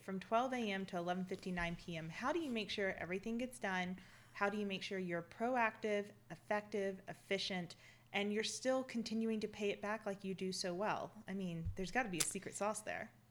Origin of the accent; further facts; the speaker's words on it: Mississippi, United States; I'm from Mississippi, and when our crazy gets off the front porch, we cheer it on